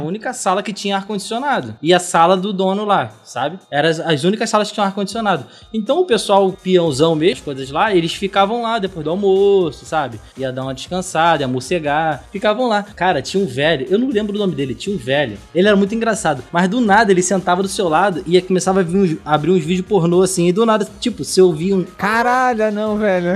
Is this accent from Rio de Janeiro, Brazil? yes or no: yes; São Gonçalo, Rio de Janeiro, Brazil; eu não sou carioca não, mano. Sou do outro lado da ponte